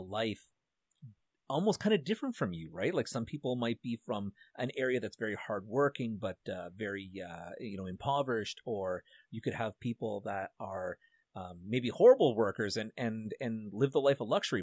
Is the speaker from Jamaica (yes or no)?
no; Canada; being a Canadian